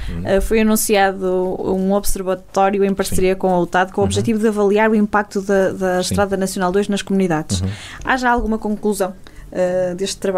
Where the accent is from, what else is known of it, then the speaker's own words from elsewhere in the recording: Santa Marta de Penaguião, Norte, Portugal; Eu sou de Santa Marta, não é?